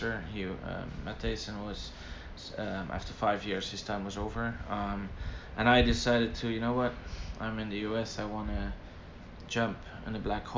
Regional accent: Belgium; moved away as an adult; now in United States; my beautiful little country, Belgium

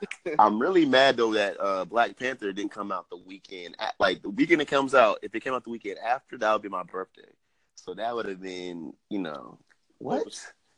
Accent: Jamaica; I'm Jamaican.

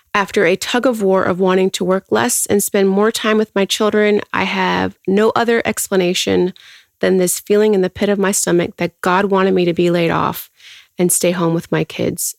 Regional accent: Houston, Texas, United States; I am born and raised in Houston.

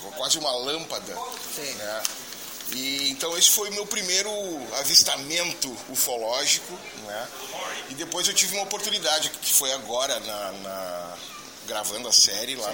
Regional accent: Getúlio Vargas, Rio Grande do Sul, Brazil; sou de Getúlio Vargas, no Rio Grande do Sul, no norte do Rio Grande do Sul

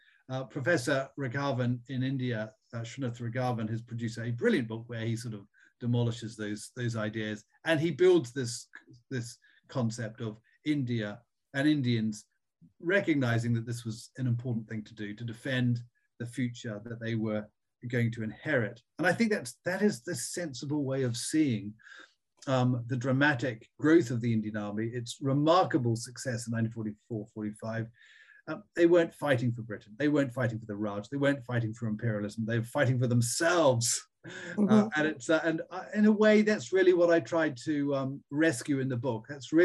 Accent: New Zealand; also born or lived in Australia; I mean, I was brought up in New Zealand and Australia, and I went to boarding school in Australia.

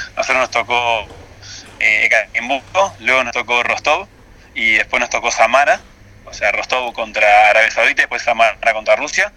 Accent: Uruguay; now in Russia; yo como uruguayo

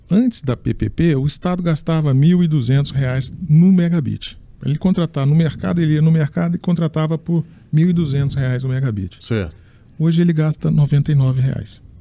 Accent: Minas Gerais, Brazil; born there; eu, eu nasci em Minas Gerais e eu, em função da minha mãe, que era professora primária

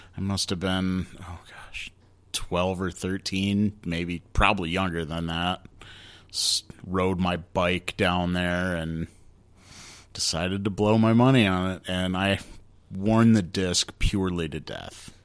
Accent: Grand Rapids, Michigan, United States; my hometown here in Grand Rapids

